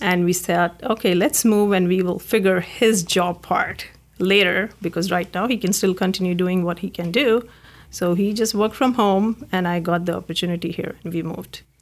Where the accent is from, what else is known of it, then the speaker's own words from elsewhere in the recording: India; moved away as an adult; now in California, United States; I grew up in India